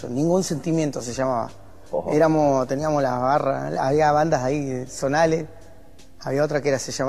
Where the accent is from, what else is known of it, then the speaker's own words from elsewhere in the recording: Argentina; soy argentino